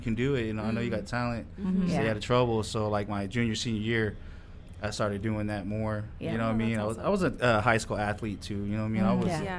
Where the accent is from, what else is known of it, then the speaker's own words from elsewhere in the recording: Salina, Kansas, United States; growing up in Salina